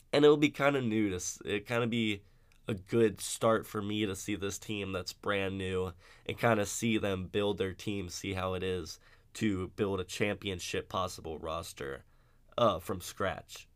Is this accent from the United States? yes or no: yes; Cincinnati, Ohio, United States; I'm from Cincinnati